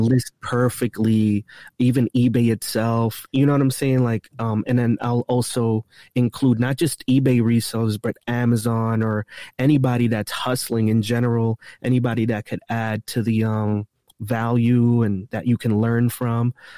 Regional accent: East Coast, United States; I'm from the East Coast, so I could get around the East Coast really quick

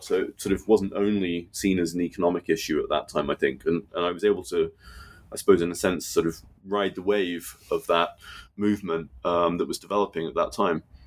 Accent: United Kingdom; growing up in Britain

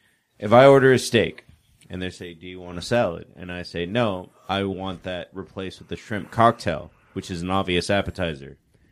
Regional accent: Eagle Pass, Texas, United States; So growing up in Eagle Pass, like, I didn't know what feta cheese was.

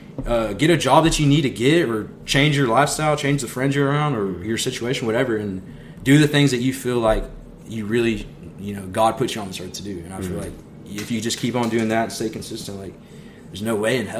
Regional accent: Wichita Falls, Texas, United States; We grew up in City View.

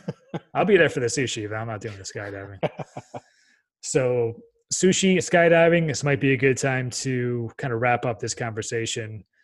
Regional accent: Dubai, United Arab Emirates; also born or lived in Texas; being born and raised in Dubai and looking at the kind of relationship.

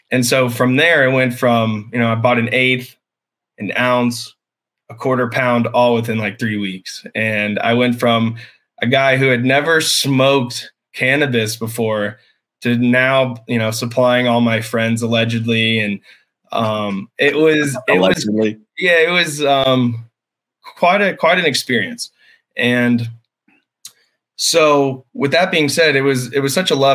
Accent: Blountville, Tennessee, United States; I grew up on a small farm in what's called Blountville, Tennessee

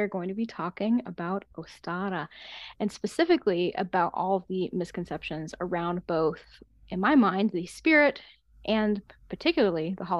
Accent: United States; also born or lived in Germany; So I grew up in America. Then I moved to Germany when I was in my youth, and then I've moved back, obviously, whenever I was like about high school age.

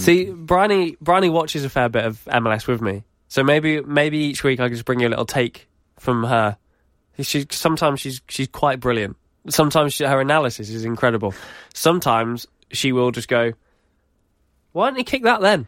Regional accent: United Kingdom; we're British

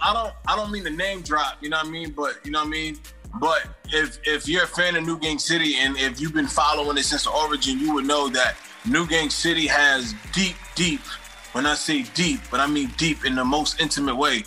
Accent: East Coast, United States; also born or lived in New York; I come from the East Coast. We both on the East Coast

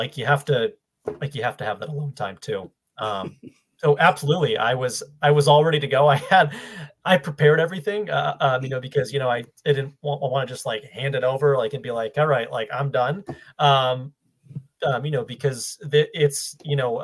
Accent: Ludlow, Massachusetts, United States; also born or lived in Maine; now in Boston, United States; I grew up in Western Mass in Ludlow. So right next to Springfield

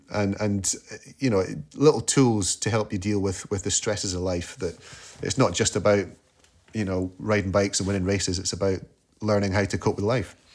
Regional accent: Scotland, United Kingdom; as a Scot

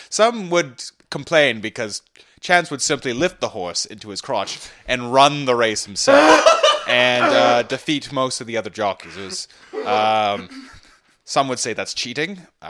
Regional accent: Scarborough, Ontario, Canada; Oh, I'm from, I grew up in Scarborough. And I had my own 6-month internship in Britain, where I picked up the accent.

